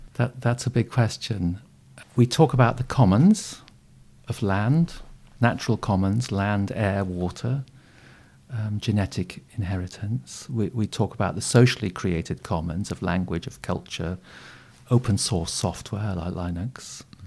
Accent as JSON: {"language": "English", "area": "Yorkshire Dales", "region": "Yorkshire and the Humber", "country": "United Kingdom", "tie": "born or raised there", "also_born_or_lived": "South East Asia", "moved": "yes", "said": "I was brought up on a Yorkshire Dales hill farm"}